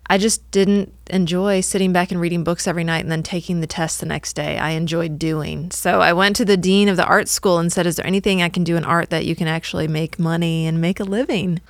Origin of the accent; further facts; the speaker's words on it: Northwest Illinois, United States; moved away as an adult; also born or lived in Cincinnati, Ohio; now in Atlanta, United States; I grew up in Northwest Illinois and in the middle of cornfields